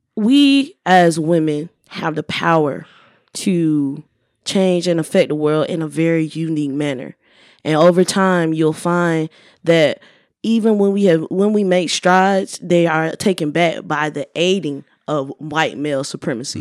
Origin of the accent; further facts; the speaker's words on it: the South, United States; I'm from the South.